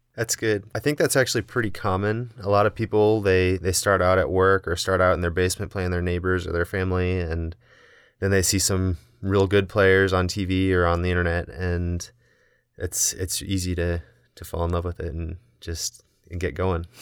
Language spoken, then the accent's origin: English; Indiana, United States; moved away as an adult; now in Salt Lake City, United States; I grew up in Indiana